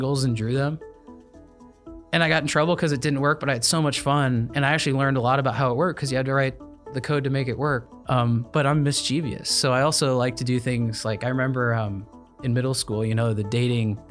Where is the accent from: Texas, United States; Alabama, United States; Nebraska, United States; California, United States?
Nebraska, United States; Grand Island; I was born in Grand Island, Nebraska